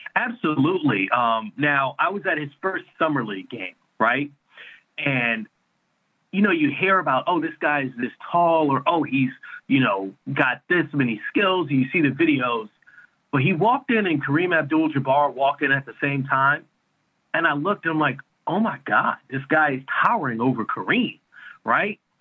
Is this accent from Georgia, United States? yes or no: no; New York, United States; moved away; I'm from New York originally